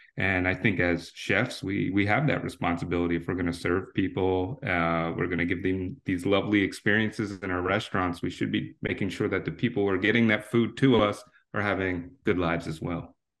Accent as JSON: {"language": "English", "region": "New Jersey", "country": "United States", "tie": "born or raised there", "moved": "as an adult", "lives_now": "Washington, D.C., United States", "said": "I grew up in South Jersey to the ripe age of seventeen"}